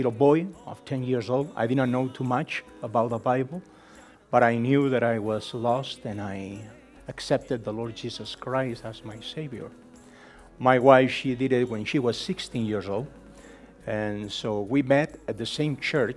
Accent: Barcelona, Catalonia, Spain; English is a second language; also born or lived in United States; now in Olot, Spain; I was born in Barcelona City

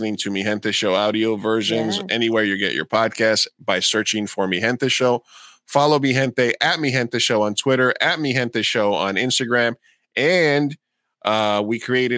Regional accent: United States; also born or lived in Colombia; I was from the United States

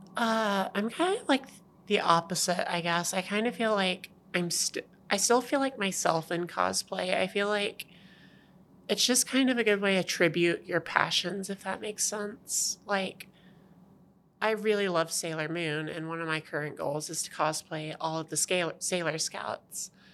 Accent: Savannah, Tennessee, United States; moved away as an adult; also born or lived in Alabama; I'm originally from Tennessee, from horrible place called Savannah.

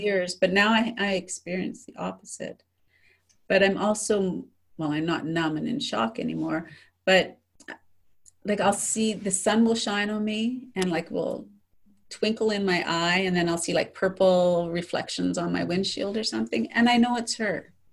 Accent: Saskatchewan, Canada; moved away; also born or lived in Calgary, Alberta; I have a lot of lot of friends in Saskatchewan where I grew up

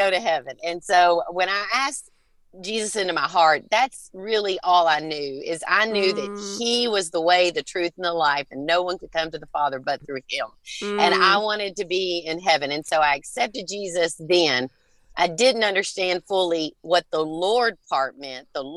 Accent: Kentucky, United States; moved away as an adult; now in Tennessee, United States; I was born in Kentucky, born and raised

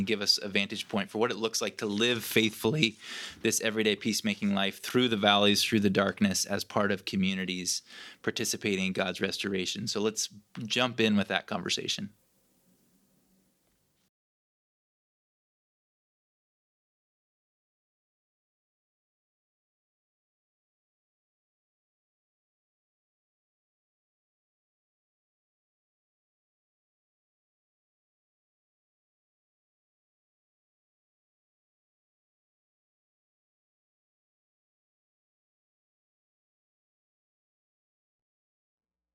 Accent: Central California, United States; I was raised in Central California

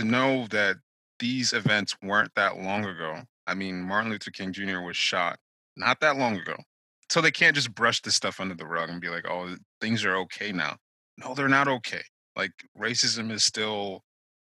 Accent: Nigeria; now in United States; as a Nigerian

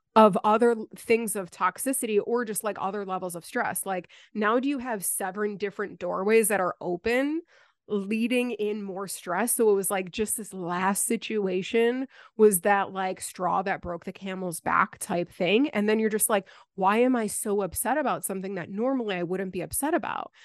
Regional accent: Buffalo, New York, United States; moved away as an adult; now in the Carolinas, United States; I moved a, a little bit over a year ago from Buffalo, like my hometown

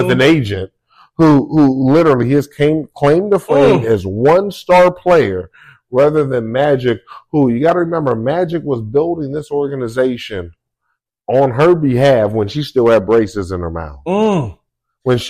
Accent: Inglewood, California, United States; We're both from Inglewood

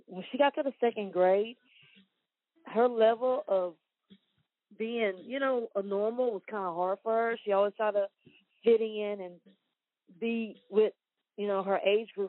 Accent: Wortham, Texas, United States; I grew up in Wortham. I graduated from Wortham.

